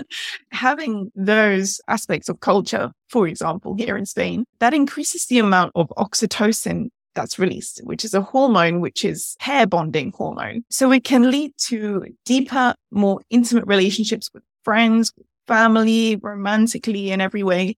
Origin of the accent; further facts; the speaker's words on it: England, United Kingdom; I'm from England myself